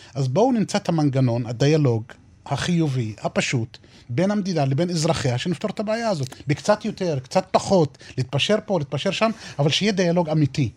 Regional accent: southeast of Beersheba, near present-day Nevatim, Negev, Southern District, Israel; אז גרנו באזור שהיה דרומית, אה, מזרחית לעיר- לעיר באר שבע. איפה שנמצא היום יישוב נבטים, בדרום. שם נולדתי וגדלתי

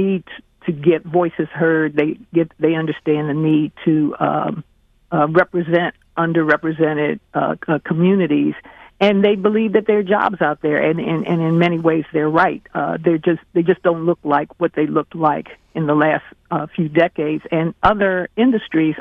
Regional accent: Washington, District of Columbia, United States; also born or lived in Baltimore; I went to the Washington Star, which is my one of my hometown papers. I'm a D.C. girl

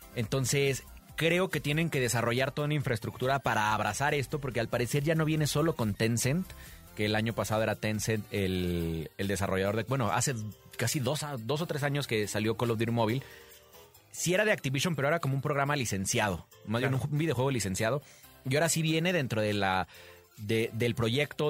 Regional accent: Mexico; como mexicano

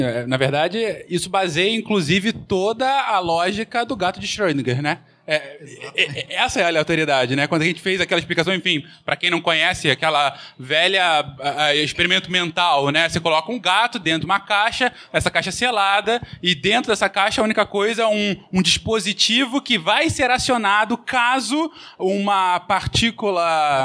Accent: São Paulo, Brazil; nós quatro somos aqui de São Paulo

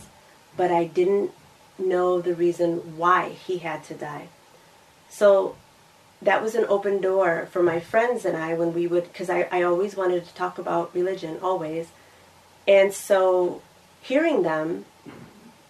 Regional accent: Michigan, United States; I grew up in Michigan

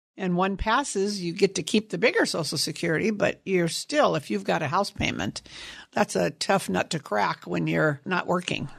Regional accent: Sunnyvale, California, United States; born or raised there; also born or lived in San Jose, California

